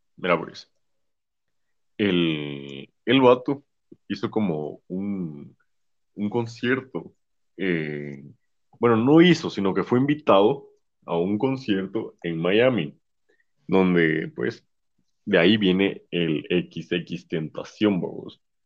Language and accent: Spanish; Guatemala; aquí en Guatemala